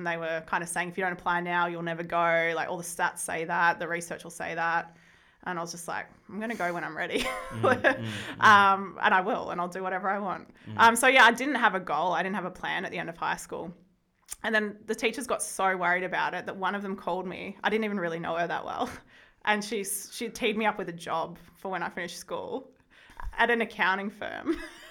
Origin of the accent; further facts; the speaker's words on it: Wodonga, Victoria, Australia; So I was born in the Wodonga Hospital. Grew up in that area all the time.